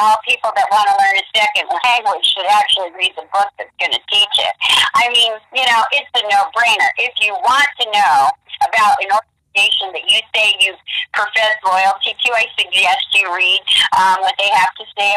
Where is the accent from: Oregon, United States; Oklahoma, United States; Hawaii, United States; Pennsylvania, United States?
Oregon, United States; Portland; I'm originally from Portland, Oregon.